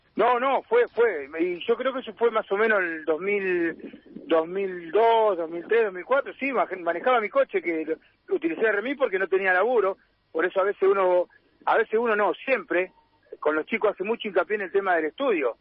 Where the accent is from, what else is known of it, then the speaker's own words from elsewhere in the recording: Buenos Aires, Argentina; now in Rosario, Argentina; Soy de Buenos Aires, soy de, de capital